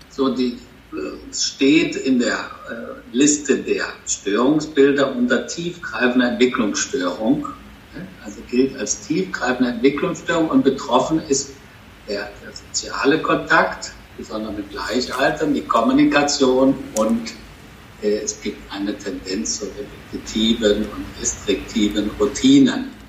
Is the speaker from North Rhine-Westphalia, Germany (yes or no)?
yes; Bonn, North Rhine-Westphalia, Germany; born there; now in Cologne, Germany; Kölner, gebürtiger Bonner, aber jetzt schon